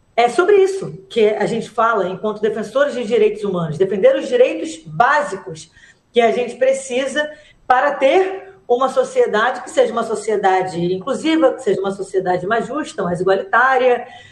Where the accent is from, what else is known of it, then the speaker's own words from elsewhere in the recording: Rio de Janeiro, Brazil; Eu fui criada na, na Maré